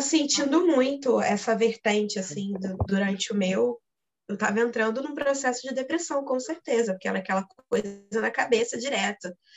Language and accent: Portuguese; Rio de Janeiro, Brazil; sou do Rio de Janeiro